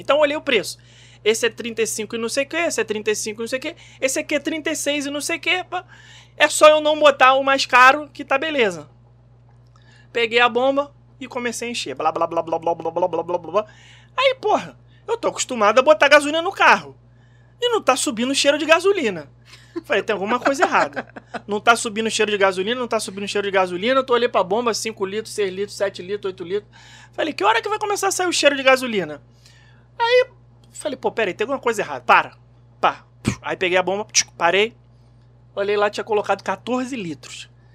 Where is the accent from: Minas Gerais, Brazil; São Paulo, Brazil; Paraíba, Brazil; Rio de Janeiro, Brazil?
Rio de Janeiro, Brazil; Como um bom carioca que sou